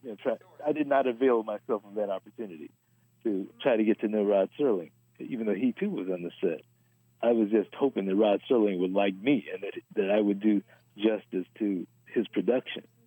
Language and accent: English; Los Angeles, California, United States; born and raised in Los Angeles